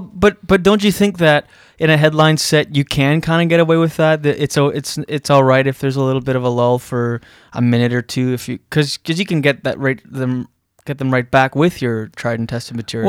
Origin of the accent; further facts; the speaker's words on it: Moncton, New Brunswick, Canada; moved away; growing up in East, East, on the East Coast in New Brunswick, which does that in Moncton